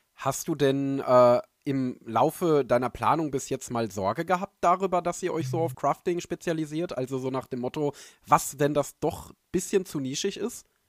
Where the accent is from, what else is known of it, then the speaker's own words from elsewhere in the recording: Dortmund area, North Rhine-Westphalia, Germany; denn ich komme ja aus der Gegend